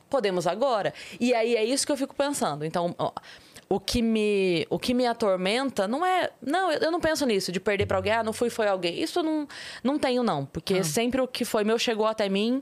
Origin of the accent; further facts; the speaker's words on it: Sorocaba, São Paulo, Brazil; eu vim da periferia de Sorocaba.